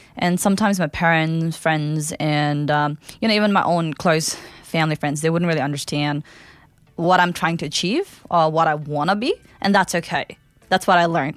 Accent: Kathmandu, Bagmati, Nepal; English is a second language; now in Melbourne, Australia; I'm from Kathmandu, the capital city of Nepal

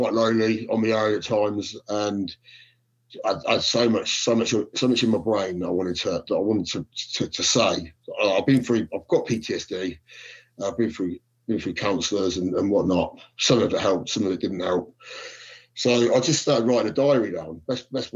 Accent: Corby, East Midlands, United Kingdom; also born or lived in Luton; So I started growing up in Corby.

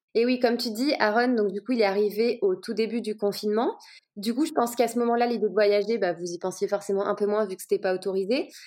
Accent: Lyon, Auvergne-Rhône-Alpes, France; j'ai grandi à Lyon

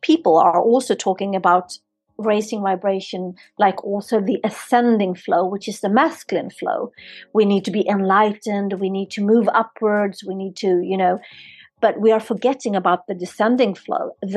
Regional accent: Sweden; now in Spain; I'm born and raised in Sweden

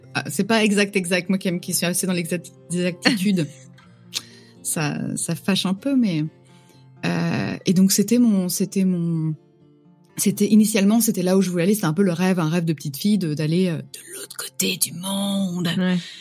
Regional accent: Yvelines, Paris suburbs, Île-de-France, France; moved away as an adult; now in Vancouver, Canada; Je viens, je dis toujours que je viens de Paris, mais je viens de la banlieue parisienne, je viens des Yvelines

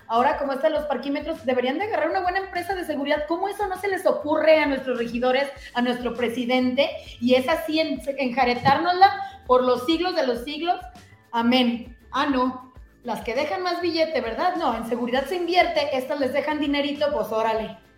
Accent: Tonalá, Jalisco, Mexico; que soy residente de Tonalá.

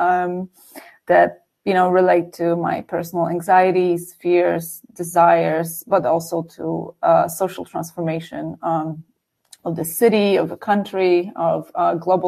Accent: Warsaw, Masovian Voivodeship, Poland; I grew up in Warsaw, so in the city, which definitely had access to culture

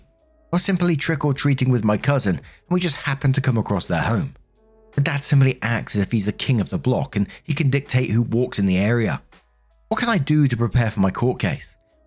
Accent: Denver, Colorado, United States; Would this affect me nationally or just my hometown of Denver, Colorado?

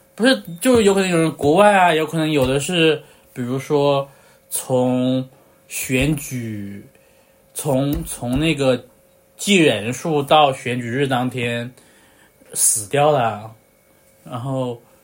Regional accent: China; 我在大陆出生的那一刻

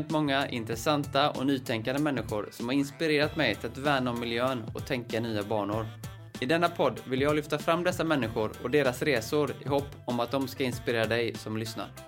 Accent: Trollhättan, Västra Götaland, Sweden; Jag är från Trollhättan

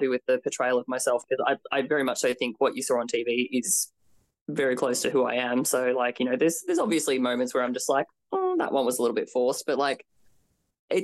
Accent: Australia; I'm super Aussie ochre.

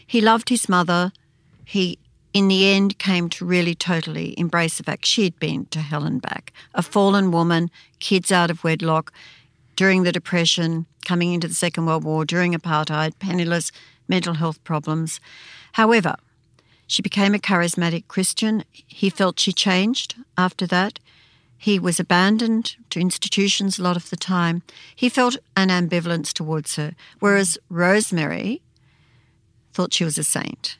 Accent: Wangaratta area, northeastern Victoria, Australia; In Warragee in northeastern Victoria near Beechworth, and we had a cattle farm

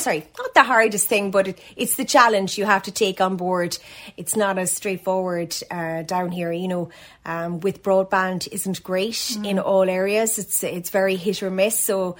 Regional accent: Annascaul, Munster, Ireland; moved away as an adult; also born or lived in Cork; now in Ballydehob, Ireland; We moved 8 years ago last week because both of us came from rural communities. I come from West Kerry, a place called Annascaul

